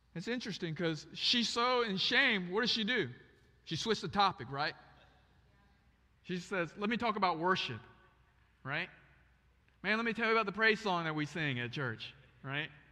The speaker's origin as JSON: {"language": "English", "region": "Osaka", "country": "Japan", "tie": "born or raised there", "also_born_or_lived": "North Carolina", "moved": "yes", "said": "I was born in Japan, Osaka, Japan"}